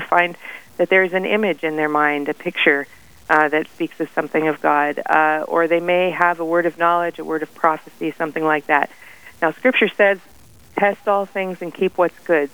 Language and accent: English; Faith, South Dakota, United States; I'm from Faith